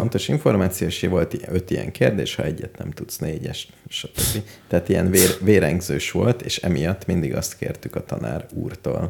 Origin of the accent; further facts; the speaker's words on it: Hungary; hogyha magyar vagyok, Engem mindenhol szeretnek